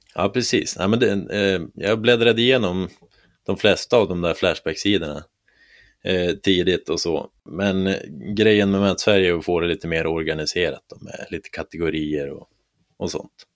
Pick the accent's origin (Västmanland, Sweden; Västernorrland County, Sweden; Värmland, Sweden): Västernorrland County, Sweden; Härnösand; moved away as an adult; also born or lived in Kramfors; now in Stockholm, Sweden; Jag kom ursprungligen från Härnösand